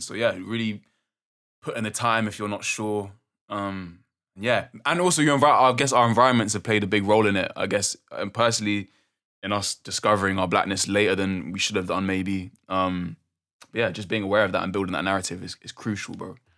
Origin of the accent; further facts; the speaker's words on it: London, United Kingdom; growing up in London